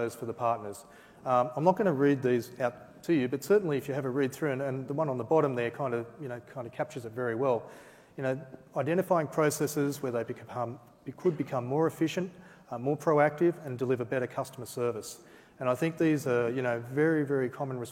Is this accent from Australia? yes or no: yes; Australia; being an Aussie